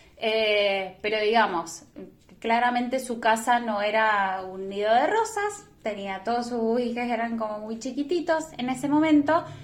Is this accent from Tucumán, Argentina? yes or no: no; San Martín, Mendoza, Argentina; soy de San Martín